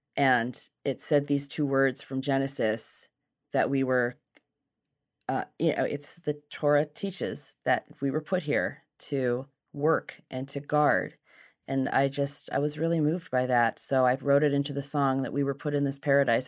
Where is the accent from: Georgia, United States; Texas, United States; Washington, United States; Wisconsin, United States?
Washington, United States; Seattle; also born or lived in Los Angeles / New York; I was born in Seattle and raised here.